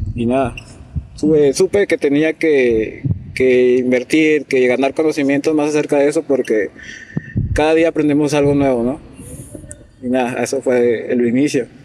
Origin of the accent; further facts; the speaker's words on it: Piura, Peru; soy de Piura, actualmente trabajo en Chulucanas